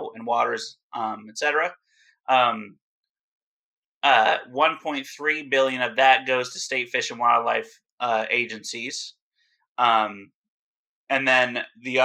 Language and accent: English; New Jersey, United States; New Jersey is my home state